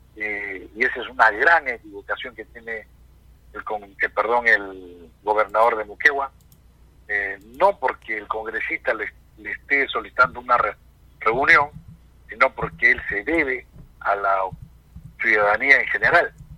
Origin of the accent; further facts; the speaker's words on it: Peru; como peruanos